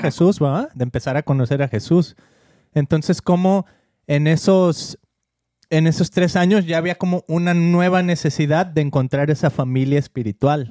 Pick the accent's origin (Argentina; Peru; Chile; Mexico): Mexico; now in United States; nuestro país, con México